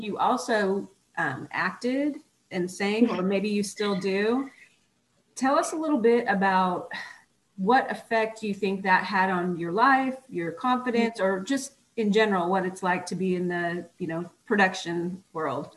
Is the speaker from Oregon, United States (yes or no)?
yes; Oregon, United States; moved away as an adult; also born or lived in Texas; I was born and raised in Oregon, and I got accepted into physical therapy school in Texas